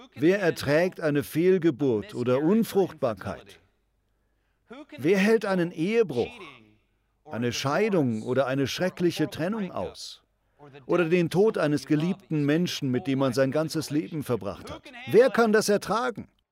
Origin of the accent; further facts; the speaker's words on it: United States; Uns als Amerikaner